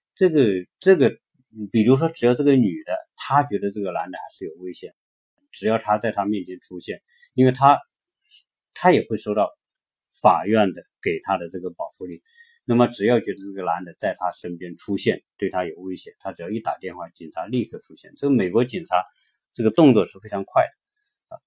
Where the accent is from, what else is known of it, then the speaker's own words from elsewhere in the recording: China; now in United States; 我们中国人来到这边的时候